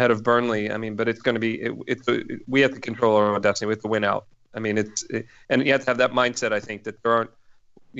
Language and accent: English; Philadelphia, Pennsylvania, United States; now in Boston, United States; I live outside of Boston, and I'm originally from Philadelphia